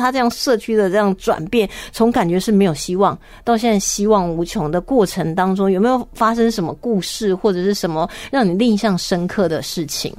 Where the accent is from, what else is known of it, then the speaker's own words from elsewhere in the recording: Taiwan; 我们台湾人